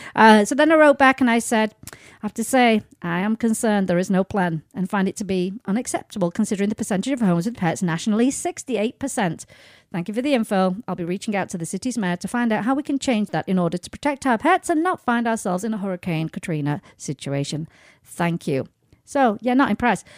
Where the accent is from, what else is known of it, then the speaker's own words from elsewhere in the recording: England, United Kingdom; moved away; when I go back home to England